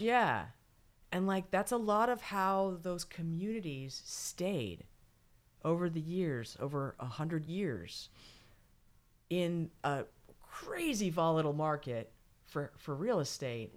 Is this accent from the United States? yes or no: yes; California, United States; I'm from California